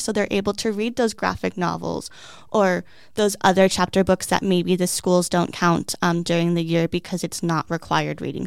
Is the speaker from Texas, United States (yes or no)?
no; Peoria, Arizona, United States; I grew up here, so it's great that I get to give back to the community that I have lived in for m, almost my whole entire life